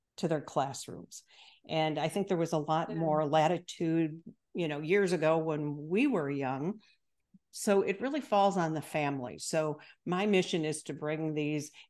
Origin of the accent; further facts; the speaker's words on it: Chicago, Illinois, United States; I'm from the Midwest as well, the Chicago area